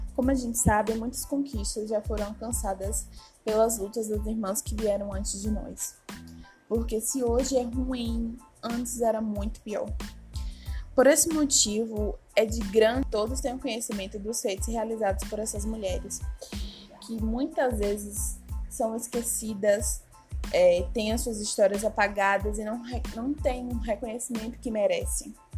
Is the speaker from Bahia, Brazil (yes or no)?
yes; Feira de Santana, Bahia, Brazil; em sua cidade natal, Minha Terrinha, Feira de Santana